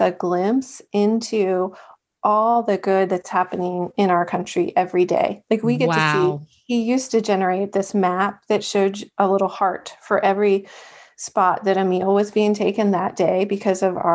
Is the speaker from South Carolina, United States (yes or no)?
no; Maryland, United States; also born or lived in Virginia; We're both from Maryland